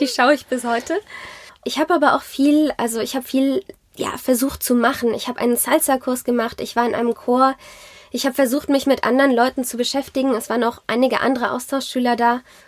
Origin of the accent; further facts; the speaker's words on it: Zornheim, Rhineland-Palatinate, Germany; also born or lived in France / South Africa / Geisenheim; ich bin in Rheinhessen groß geworden. Ich bin in Zornheim aufgewachsen